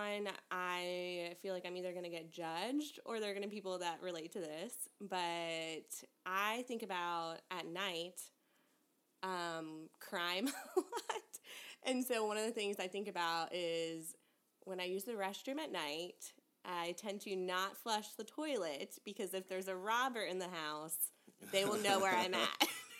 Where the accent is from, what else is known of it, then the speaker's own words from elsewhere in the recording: Jacksonville, Florida, United States; Jacksonville, Florida.